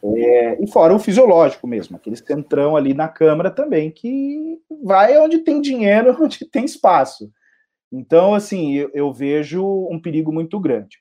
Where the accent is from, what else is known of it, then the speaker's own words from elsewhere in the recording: São Paulo, Brazil; eu sou um paulistano, paulista paulistano e São Paulino